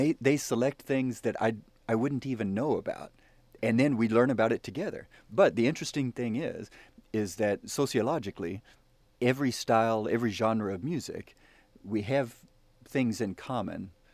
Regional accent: the South, United States; I'm I'm a Southern boy. I'm from the South. My mama taught me to say yes sir and ma'am

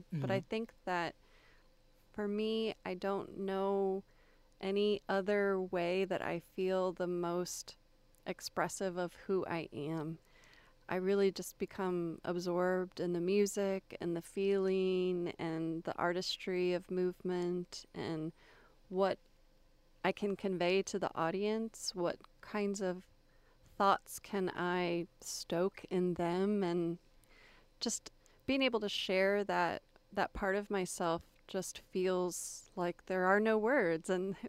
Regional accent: Florida, United States; also born or lived in Texas; And so I mainly say that I grew up in Florida. I didn't come from a military family, but I did move around a lot.

